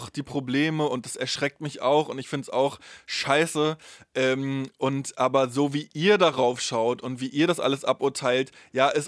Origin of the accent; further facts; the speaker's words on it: East Germany, Germany; Ja, ich habe die DDR kaum erlebt, ich habe dafür aber ja die Nachwendezeit komplett erlebt und ähm, die unterscheidet sich ja auch in Ost wie West.